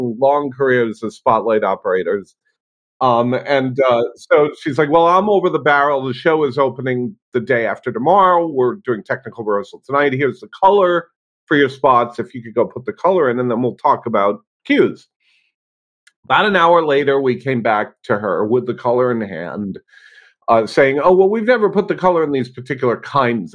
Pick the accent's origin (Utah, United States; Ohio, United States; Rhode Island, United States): Rhode Island, United States; I grew up in Rhode Island, which is in New England in the United States.